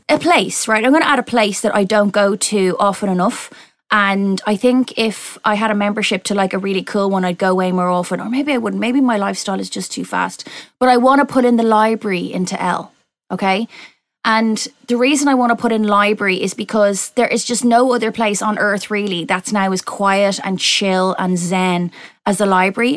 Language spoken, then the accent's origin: English; Ireland; moved away as an adult; now in United Kingdom; my accent and the fact that I grew up there, but my parents are Irish